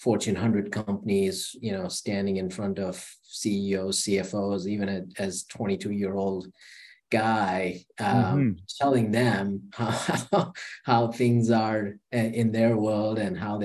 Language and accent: English; India; moved away as an adult; also born or lived in Charlotte, United States / London, United Kingdom; now in United States; I was born in India. I lived an amazing life till I was 19.